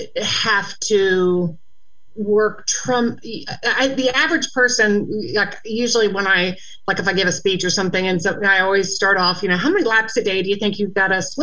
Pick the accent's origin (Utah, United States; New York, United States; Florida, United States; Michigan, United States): Florida, United States; Gainesville; also born or lived in Jacksonville, Florida; When I was 11, we moved from Gainesville, Florida, to Jacksonville, Florida, where it's just where I'm calling from right now.